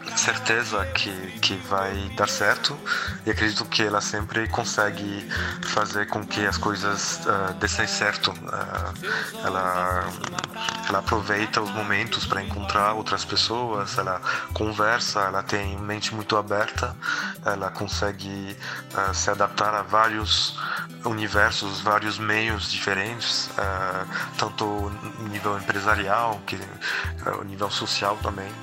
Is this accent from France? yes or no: yes; France; moved away; also born or lived in Brazil; sou também francês, morei no Brasil uns 5 anos